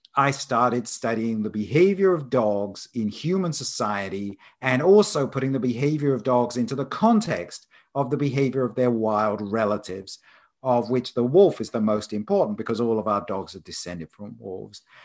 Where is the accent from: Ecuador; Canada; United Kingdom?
United Kingdom; Isle of Wight, South East England; moved away as an adult; also born or lived in London / Edinburgh; now in Arizona, United States; I was born on the Isle of Wight off the south coast there.